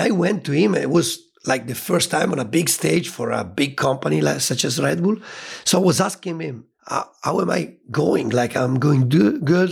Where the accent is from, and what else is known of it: Italy; born or raised there